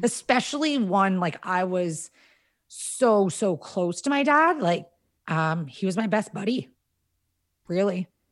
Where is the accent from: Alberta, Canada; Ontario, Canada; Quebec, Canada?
Ontario, Canada; Kashagawigamog Lake; we grew up on Kashega-Wigga Mog Lake